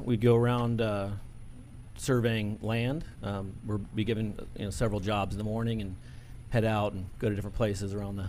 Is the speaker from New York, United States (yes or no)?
no; Alexandria, Virginia, United States; I grew up in Alexandria, Virginia.